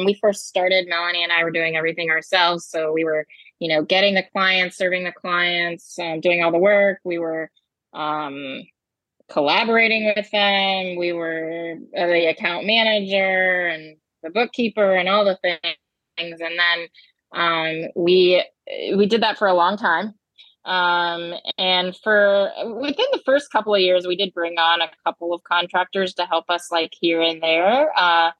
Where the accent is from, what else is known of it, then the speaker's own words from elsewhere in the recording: Ohio, United States; moved away as an adult; now in Decatur, United States; I'm from the Midwest as well. We have similar upbringings, but yeah, from the Midwest, from Ohio